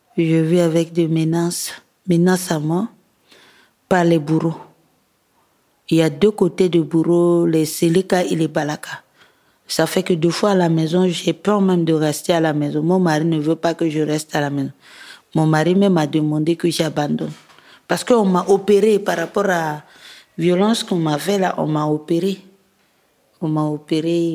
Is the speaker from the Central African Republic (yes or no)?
yes; Bouca, Ouham, Central African Republic; now in Bangui, Central African Republic; mon village natal qui est Bouka. C'est dans la préfecture de Loam